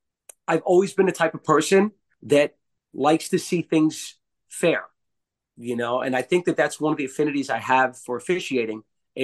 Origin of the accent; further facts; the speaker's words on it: New York City, New York, United States; Born and raised in Brooklyn